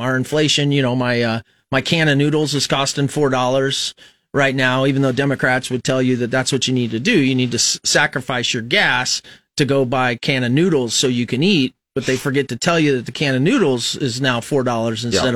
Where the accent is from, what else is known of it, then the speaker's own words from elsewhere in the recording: Fremont, Nebraska, United States; now in Lincoln, United States; I was raised in Fremont, so I wasn't really an Omaha or Lincoln guy